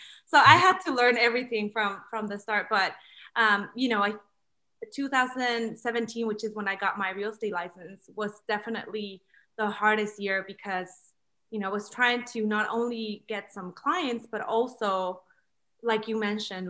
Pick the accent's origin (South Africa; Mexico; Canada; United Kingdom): Mexico; now in United States; my studies were not recognized here because I'm from Mexico. So I got my degree from Mexico.